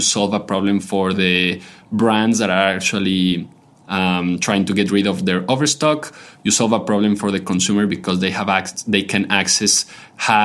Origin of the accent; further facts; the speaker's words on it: Quito, Pichincha, Ecuador; moved away as an adult; also born or lived in Belgium / South Carolina, United States; now in Boston, United States; I was born and raised in Quito, Ecuador, pretty much all my life there till I was 17 years old